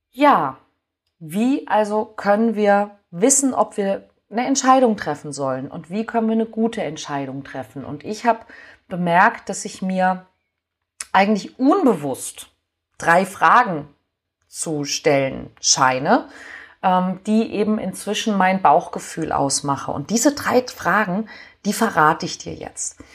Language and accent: German; Hamburg, Germany; ich nehme mal mein, meine Heimatstadt Hamburg